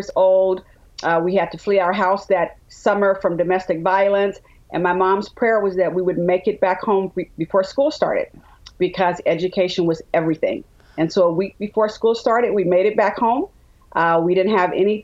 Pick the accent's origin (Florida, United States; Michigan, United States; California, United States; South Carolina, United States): California, United States; Richmond; also born or lived in Birmingham, Alabama; Richmond, California, the San Francisco Bay Area.